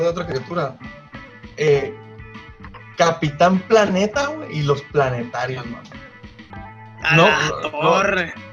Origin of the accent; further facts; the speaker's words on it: Guaymas, Sonora, Mexico; also born or lived in Hermosillo; No, yo nací en Guaymas.